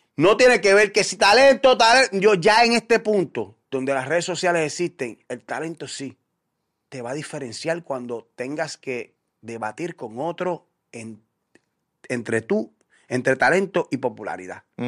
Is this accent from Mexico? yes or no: no; Puerto Rico; como puertorriqueño